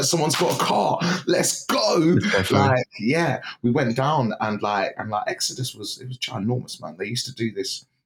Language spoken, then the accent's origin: English; Luton, East of England, United Kingdom; also born or lived in Cambridge; I was brought up in and around Luton with all my family